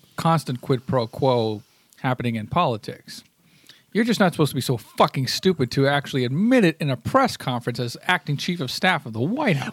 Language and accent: English; United States; I'm an American